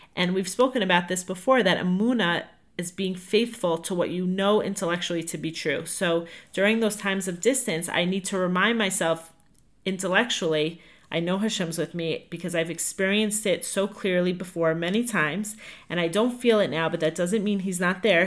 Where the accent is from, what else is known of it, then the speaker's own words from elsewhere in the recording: Five Towns, New York, United States; moved away as an adult; also born or lived in Atlanta, Georgia; I'm from the Five Towns